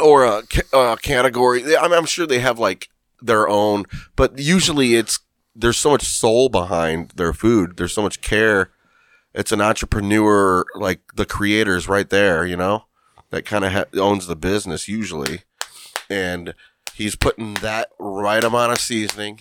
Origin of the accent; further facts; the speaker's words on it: Lorain, Ohio, United States; I'm from Lorraine